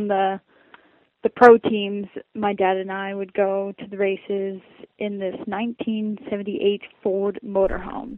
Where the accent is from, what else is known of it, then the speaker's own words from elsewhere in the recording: Saskatchewan, Canada; back home, you know, like really hard pack and Saskatchewan